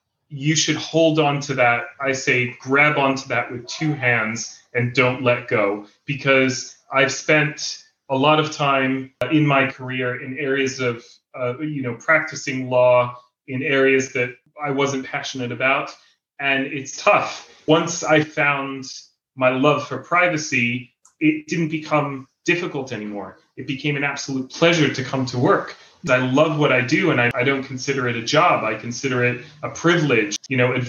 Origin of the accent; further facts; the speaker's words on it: Jerusalem, Jerusalem District, Israel; I moved to Israel when I was 7 years old. I grew up here in Israel, in Jerusalem